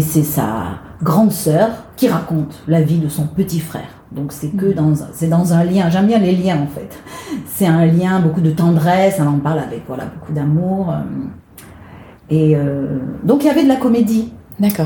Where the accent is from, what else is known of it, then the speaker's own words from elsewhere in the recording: Marseille, Provence-Alpes-Côte d'Azur, France; moved away as an adult; now in Paris, France; je suis née à Marseille, donc j'ai quitté le sud euh, pour venir à Paris pour, euh, pour chanter